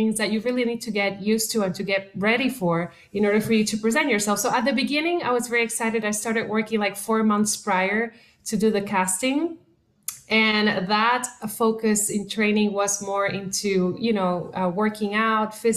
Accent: Puerto Rico; first language Spanish; English is a second language; moved away as an adult; now in Los Angeles, United States; I am originally from Puerto Rico

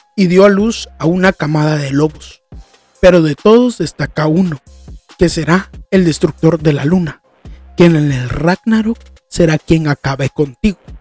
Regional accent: Guatemala; yo vengo de Guatemala

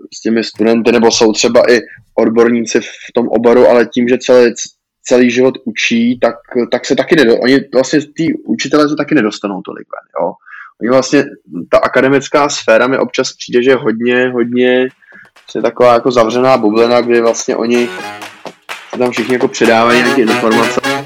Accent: Czechia; u nás v Čechách

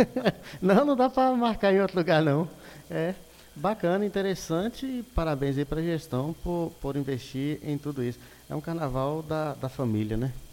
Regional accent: Montes Claros, Minas Gerais, Brazil; eu sou de Montes Claros, Minas Gerais

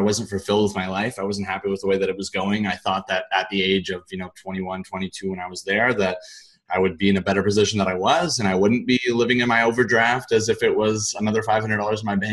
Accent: Richmond, British Columbia, Canada; I grew up in Richmond, British Columbia, in Canada

